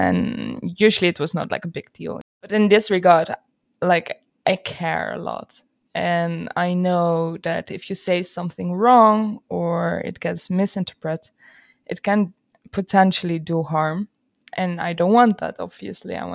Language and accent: English; Friesland, Netherlands; I'm Dutch. And in that regard, I grew up in Friesland